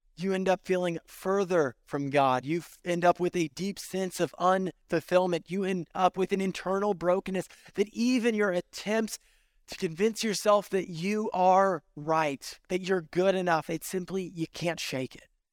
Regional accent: Central Valley, California, United States; now in Central Florida, United States; I grew up in California in the Central Valley

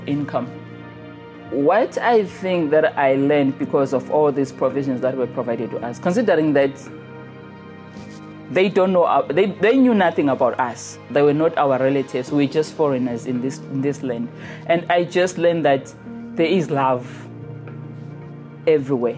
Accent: Zimbabwe; moved away as an adult; I'm from Zimbabwe

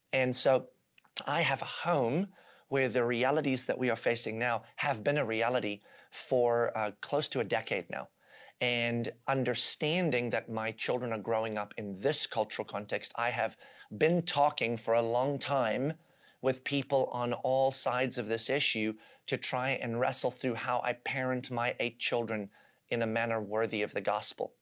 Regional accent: South Africa; now in United States; I was born and raised in South Africa, where I lived uh, in the environment of apartheid and watched that unfold even as a small child

